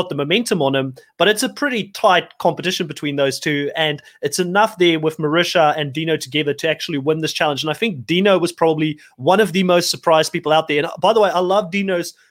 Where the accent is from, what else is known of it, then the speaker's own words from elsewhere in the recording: South Africa; moved away; Being South African originally myself